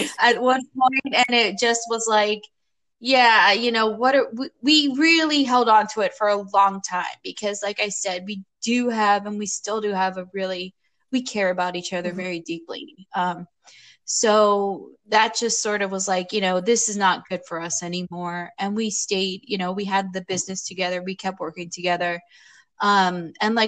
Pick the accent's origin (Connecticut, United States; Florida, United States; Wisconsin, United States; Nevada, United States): Florida, United States; also born or lived in New York City, New York; now in Portland, United States; I grew up in Florida